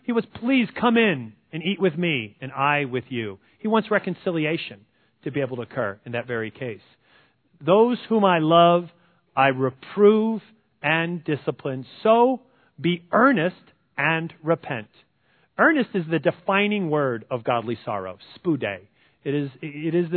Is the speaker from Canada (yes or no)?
no; New Jersey, United States; I'm from New Jersey